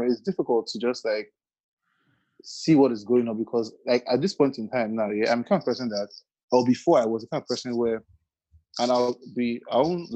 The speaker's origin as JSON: {"language": "English", "country": "Nigeria", "said": "being a Nigerian"}